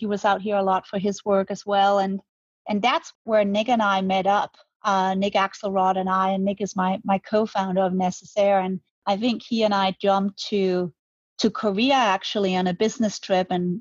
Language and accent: English; Denmark; moved away as an adult; now in Manhattan Beach, United States; I'm Danish. I'm born and raised in Denmark